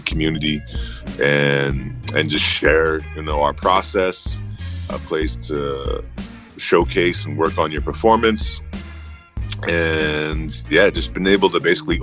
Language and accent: English; Edmonton, Alberta, Canada; also born or lived in Goodfish Lake, Alberta; Originally I'm from Goodfish Lake, Cree First Nations. It's a reserve 3 hours from Edmonton, but mainly grew up in Edmonton, Alberta